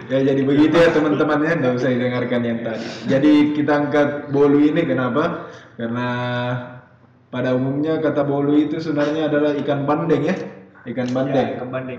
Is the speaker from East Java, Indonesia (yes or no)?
no; Pangkep, South Sulawesi, Indonesia; saya lahir di Sulawesi Selatan yeah. dan ciri khas dari daerah saya itu ya nama daerah saya kan Pangkep